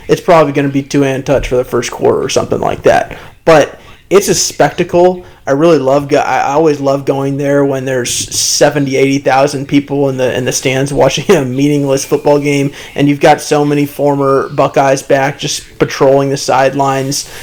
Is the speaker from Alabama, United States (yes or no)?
no; Cleveland, Ohio, United States; also born or lived in Richmond, Virginia; when I moved to Cleveland, when I was in fifth grade